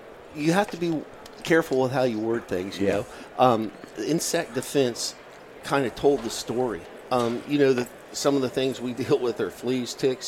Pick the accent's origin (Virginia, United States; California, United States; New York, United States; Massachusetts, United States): Virginia, United States; And actually, it comes from my home state of Virginia.